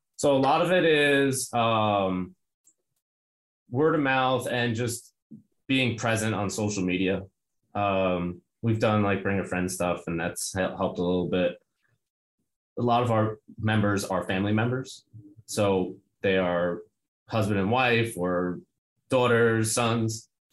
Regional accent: New York City, New York, United States; I'm from Brooklyn

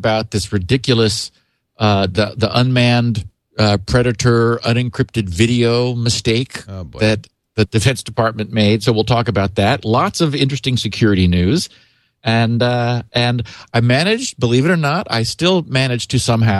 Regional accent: Northern California, United States; I grew up in Northern California

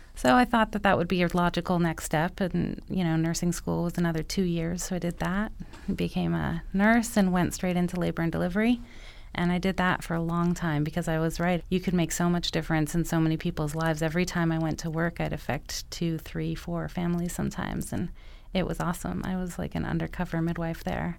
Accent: Montreal, Quebec, Canada; now in Los Angeles, United States; I'm from Montreal

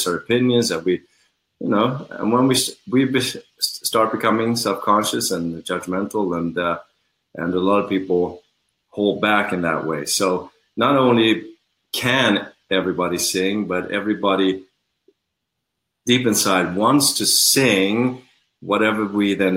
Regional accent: Sweden; now in Los Angeles, United States; I was born in Sweden

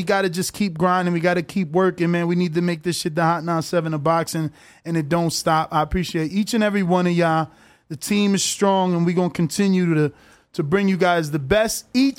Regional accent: New Jersey, United States; Yo, I'm from Jersey.

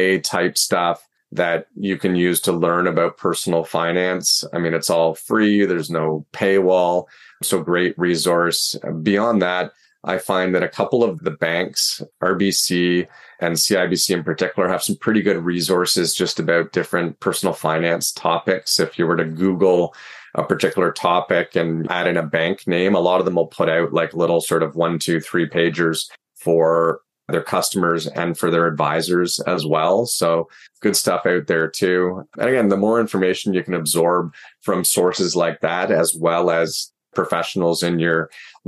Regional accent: Markham, Ontario, Canada; also born or lived in Pickering, Ontario; I was born in Markham, Ontario

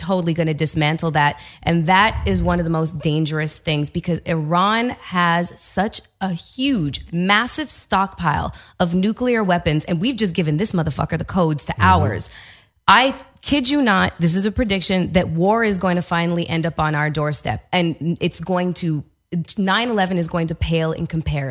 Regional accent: Canada; as a Canadian. Like I had to take a backseat to this because I can't vote

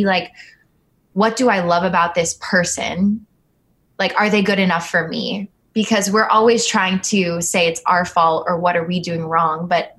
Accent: Philippines; I'm Filipino. I have short, stubby lashes.

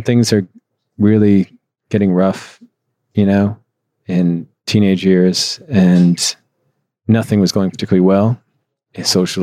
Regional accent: Midwest, United States; moved away as an adult; also born or lived in Chicago; now in Los Angeles, United States; I always lived in the Midwest

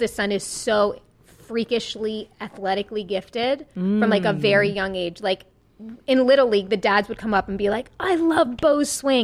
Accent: Long Island, New York, United States; accent: Long Island; growing up in Long Island, I performed like Annie 800 times

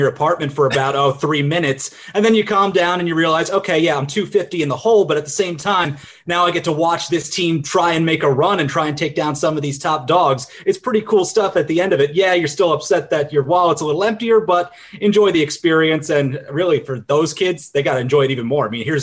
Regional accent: Long Island, New York, United States

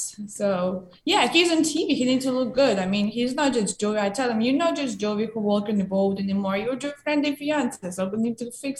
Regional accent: Ukraine; English is a second language; now in United States

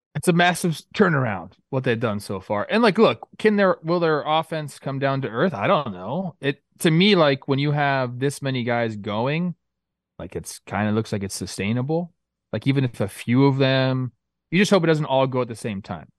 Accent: Castaic, California, United States; I'm from Castaic.

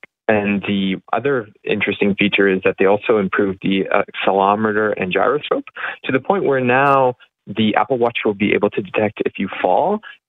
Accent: Canada; even as a Canadian consumer

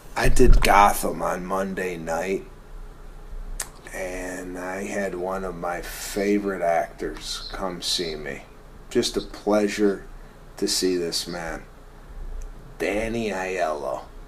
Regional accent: Chicago, Illinois, United States; moved away; growing up in Chicago

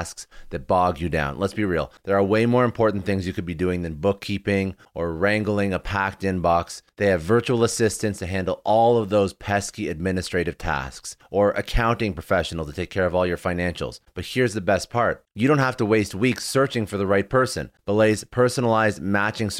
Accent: Canada; I'm Canadian

